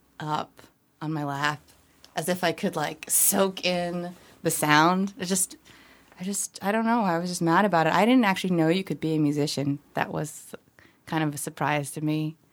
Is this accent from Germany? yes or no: no; Philippines; born there; I'm, from a family of immigrants. I was born in the Philippines.